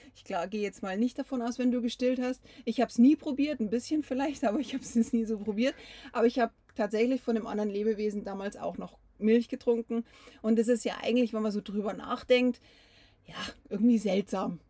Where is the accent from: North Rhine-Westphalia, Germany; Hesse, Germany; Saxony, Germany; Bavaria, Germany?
Bavaria, Germany; bei uns in Bayern